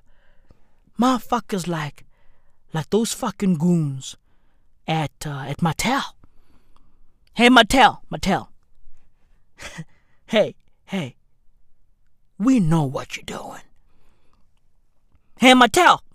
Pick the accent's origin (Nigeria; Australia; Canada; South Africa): South Africa; we are South African